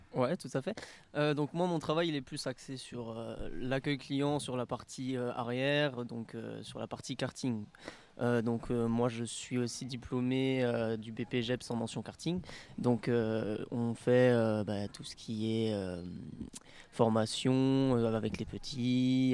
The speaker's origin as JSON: {"language": "French", "area": "Alsace", "region": "Grand Est", "country": "France", "moved": "as an adult", "lives_now": "Layrac, France", "said": "on est originaire d'Alsace"}